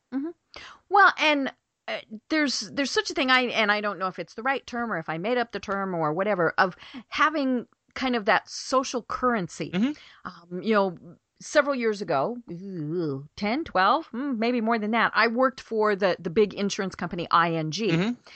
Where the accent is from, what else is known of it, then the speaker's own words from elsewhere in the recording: Colorado, United States; now in Atlanta, United States; we're from Colorado